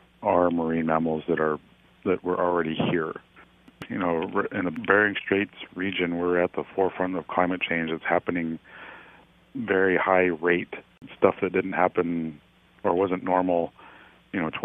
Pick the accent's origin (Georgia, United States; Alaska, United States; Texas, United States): Alaska, United States; Nome; I grew up here in Nome, spent most of my life here in Nome.